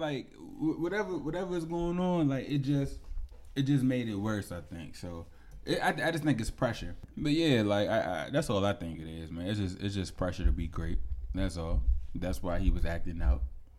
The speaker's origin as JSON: {"language": "English", "region": "Alabama", "country": "United States", "said": "Now, I'm from Alabama. I went to Auburn."}